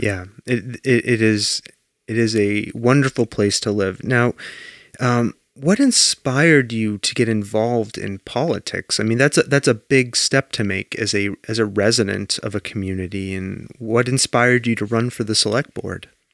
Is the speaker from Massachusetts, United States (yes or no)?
yes; Danvers, Massachusetts, United States; now in Belchertown, United States; I grew up in Danvers, Massachusetts